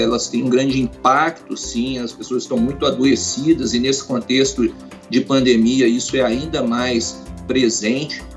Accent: Belo Horizonte, Minas Gerais, Brazil; also born or lived in Goiânia / Cipotânia; toda a minha família é, é mineira

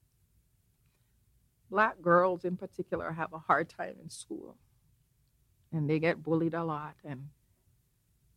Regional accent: Jamaica; now in Canada; I grew up in Jamaica, which for all intents and purposes is a black country

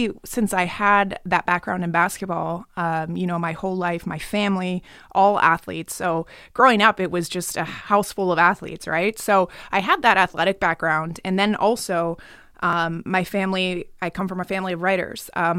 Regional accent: Pennsylvania, United States; I'm from Pennsylvania.

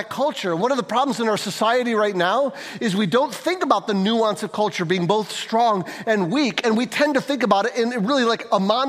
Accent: St. Johns, Michigan, United States; I grew up in St. John's.

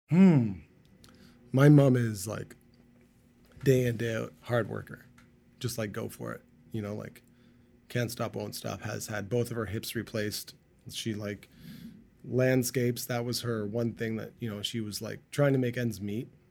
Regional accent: Markham, Ontario, Canada; now in Vancouver, Canada; I grew up in Markham

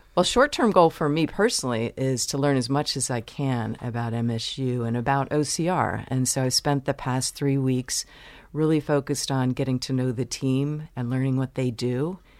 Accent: Baltimore, Maryland, United States; moved away as an adult; also born or lived in Chicago / Virginia / New York; now in Michigan, United States; my family moved to Baltimore, where I grew up

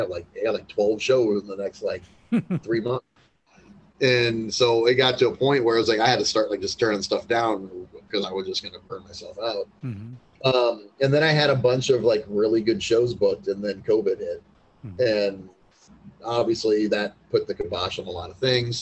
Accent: Muscatine, Iowa, United States; growing up in Muscatine

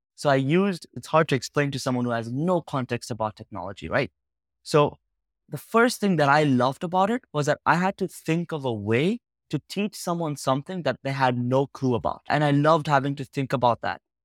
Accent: Uganda; moved away; I spent most of my life growing up in Uganda, a small country in West Africa

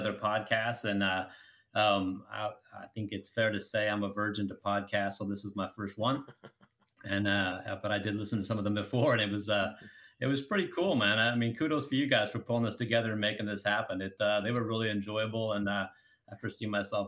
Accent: Colorado, United States; I grew up in Colorado, and I lived in a subdivision

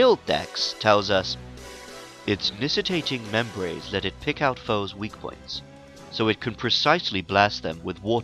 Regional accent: United Kingdom; now in Japan; I'm British

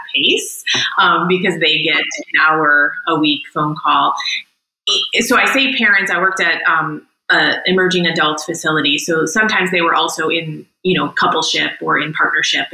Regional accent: Chicago, Illinois, United States; moved away as an adult; now in Asheville, United States; born and raised in Chicago

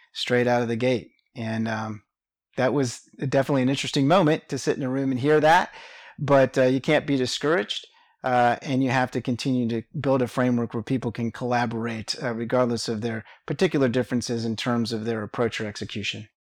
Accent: Richmond, Virginia, United States; moved away as an adult; now in Atlanta, United States; I was born and raised in Richmond, Virginia

